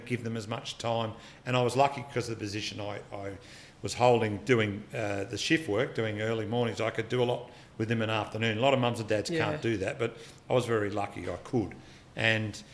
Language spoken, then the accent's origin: English; Dundas Valley, New South Wales, Australia; now in Wollongong, Australia; growing up in Dundas Valley and Dundas